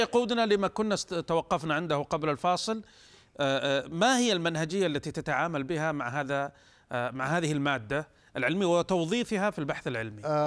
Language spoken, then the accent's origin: Arabic; Saudi Arabia; احنا كسعوديين